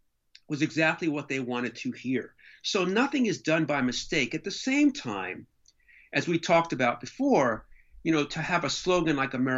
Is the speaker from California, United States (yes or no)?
no; Elizabeth, New Jersey, United States; My hometown will always be Elizabeth.